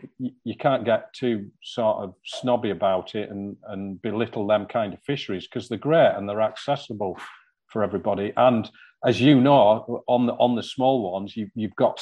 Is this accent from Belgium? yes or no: no; near Newlands Beck, Cumbria, North West England, United Kingdom; the first stream I ever fished was one called Newlands Beck, just outside my hometown.